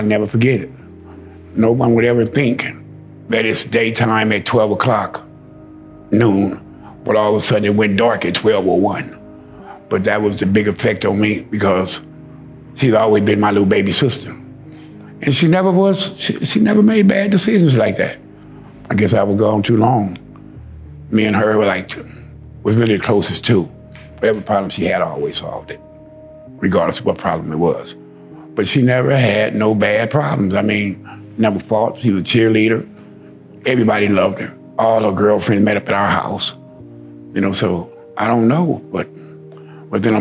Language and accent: English; Los Angeles, California, United States; Born and raised in Los Angeles, California